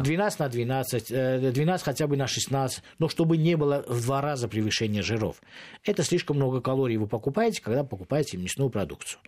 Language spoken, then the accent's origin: Russian; Moscow, Russia; как москвич